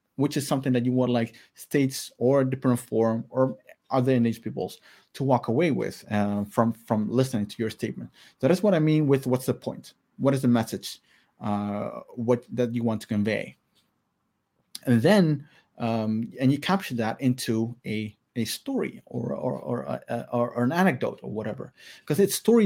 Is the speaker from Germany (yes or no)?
no; Maluku, Indonesia; I'm Alifuru from Maluku